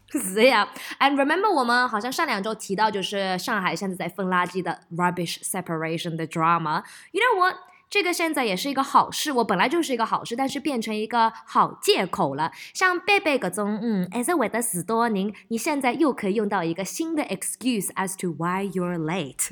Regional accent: Melbourne, Victoria, Australia; moved away; also born or lived in Shanghai; 我又回到我的老家，在墨尔本拍戏

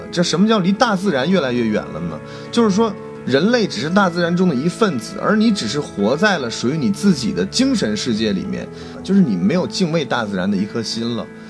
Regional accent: China; 我们中国人

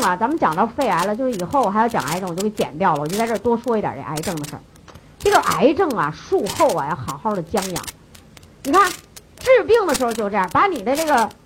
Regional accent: China; 咱中国人就有这毛病

